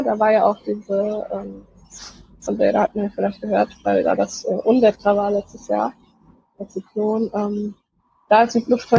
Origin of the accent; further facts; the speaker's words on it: Germany; ich bin aus Deutschland